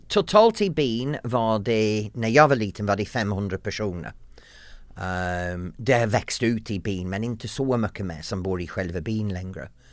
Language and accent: Swedish; the north of England, United Kingdom; Swedish is a second language; moved away as an adult; also born or lived in United States / London; now in Sweden; jag kommer från norra England, en pytteliten by som är väldigt lik Hem till gården, Emmerdale Farm, den tv-program